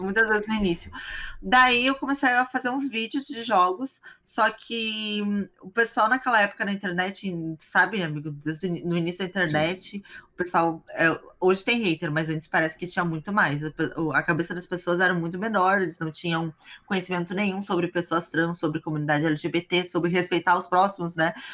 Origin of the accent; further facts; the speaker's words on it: Brazil; moved away as an adult; also born or lived in Hong Kong / China / Thailand / South Korea; eu saí do Brasil, tava com 23 para 24.